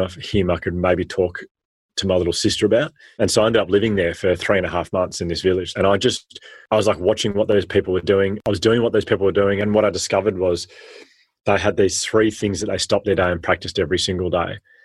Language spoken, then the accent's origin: English; Melbourne, Victoria, Australia; I had an incredible childhood growing up in Australia